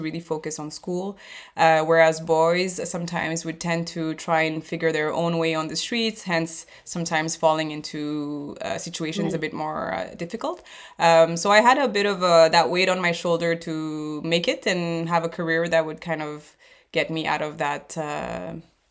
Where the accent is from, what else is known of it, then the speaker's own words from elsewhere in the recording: Montreal, Quebec, Canada; also born or lived in Seychelles; I'm originally, from Montreal, so school was in French